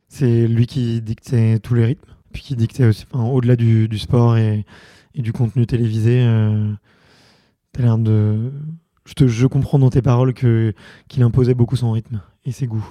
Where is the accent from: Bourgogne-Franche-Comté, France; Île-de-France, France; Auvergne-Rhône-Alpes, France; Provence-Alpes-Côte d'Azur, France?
Île-de-France, France; Montreuil; j'ai grandi à Montreuil